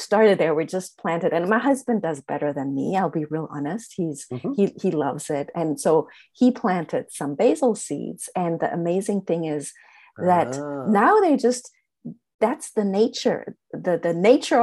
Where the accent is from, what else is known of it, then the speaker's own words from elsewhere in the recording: Germany; moved away as an adult; now in United States; I grew up in Germany.